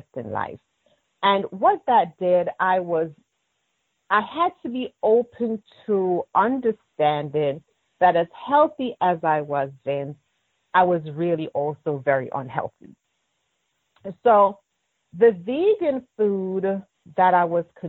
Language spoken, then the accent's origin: English; Maidstone, Manchester Parish, Jamaica; also born or lived in Spanish Town, Jamaica; raised in Maidstone, Manchester